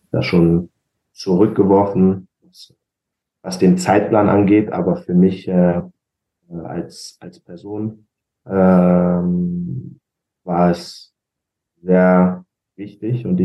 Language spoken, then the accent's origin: German; Braunschweig, Lower Saxony, Germany; von meinem Heimatstadt äh, von Braunschweig